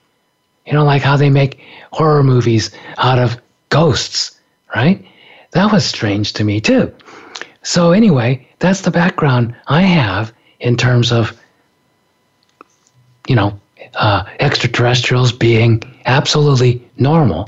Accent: Japan; moved away; From the time I was a little kid, growing up in Japan

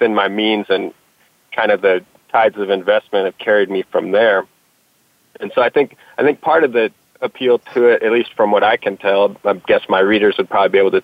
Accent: Texas, United States; I'm from Texas and I was digging ditches in the Texas summers

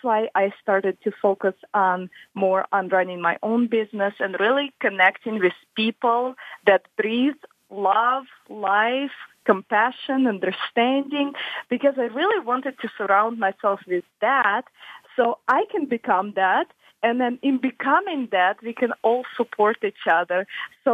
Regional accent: Russia; also born or lived in Michigan, United States; now in Detroit area, Michigan, United States; I was born in Russia, and now my home is United States

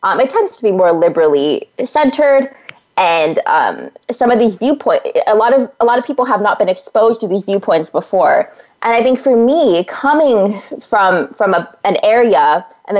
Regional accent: Central Valley of California, United States; moved away as an adult; I come from the Central Valley of California, which is just a bounty of wonderful agricultural produce.

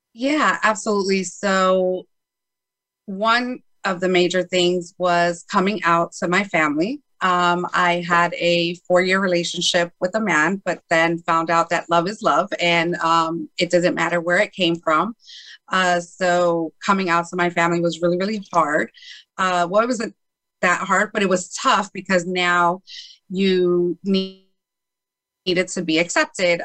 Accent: Chicago, Illinois, United States; I was born in Chicago, Illinois.

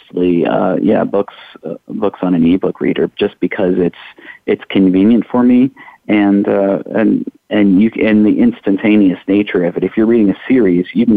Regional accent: Iowa, United States; now in Louisville, United States; I'm originally from Iowa.

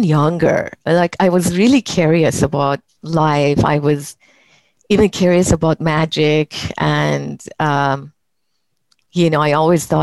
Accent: Iran; moved away as an adult; also born or lived in Belgium; now in United States; when I left my home country, Iran, and of course, I've been living in the US for 35 years now. I was 19 and when I left.

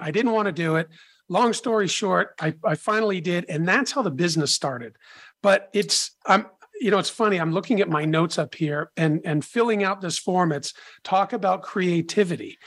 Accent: Boston, Massachusetts, United States; I grew up in the Boston area

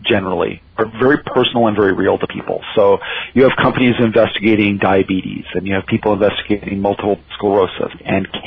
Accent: Alberta, Canada; I'm from Alberta, and it's hard to find somebody here who hasn't worked in the oil industry

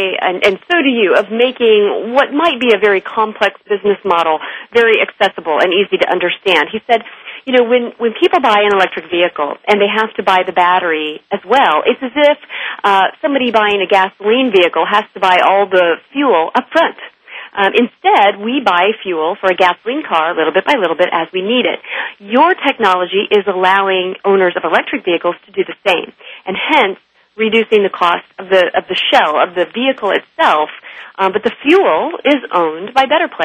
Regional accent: California, United States; as a Californian myself

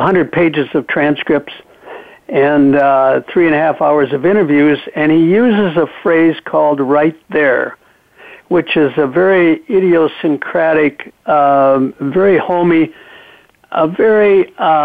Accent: Michigan, United States; When I was a little boy growing up in Michigan

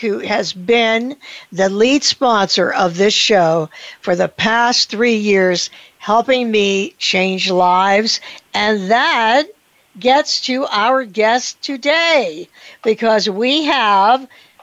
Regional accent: Pittsburgh, Pennsylvania, United States; my hometown, Pittsburgh, Pennsylvania

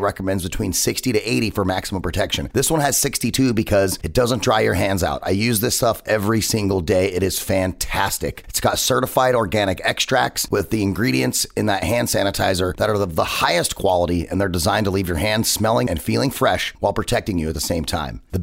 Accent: United States; as an American

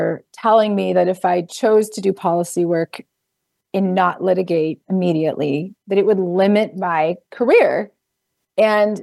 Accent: South Carolina, United States; moved away as an adult; also born or lived in Boston; I grew up in South Carolina

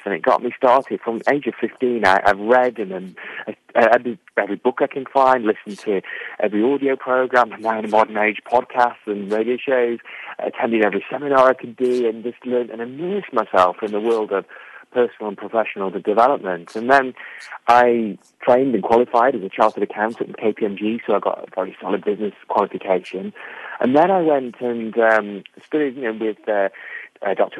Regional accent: England, United Kingdom; now in Conwy, Wales; I'm an Englishman.

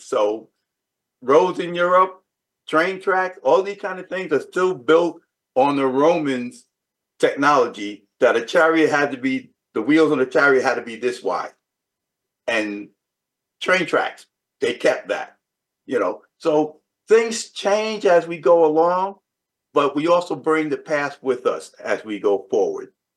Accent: New York City, New York, United States; growing up in the South Bronx

